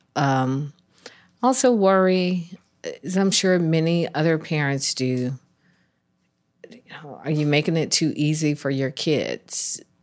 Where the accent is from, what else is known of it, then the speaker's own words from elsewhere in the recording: Atlanta, Georgia, United States; I was born and raised in Atlanta.